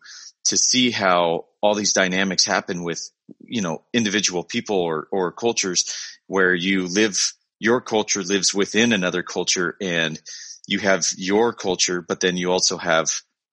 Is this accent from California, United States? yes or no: yes; Southern California, United States; I live in Southern California. I'm from Southern California